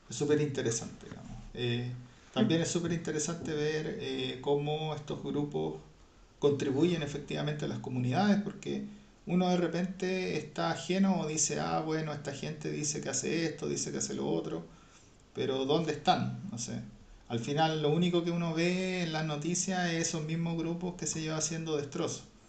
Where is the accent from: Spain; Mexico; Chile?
Chile; nuestro país, nuestra patria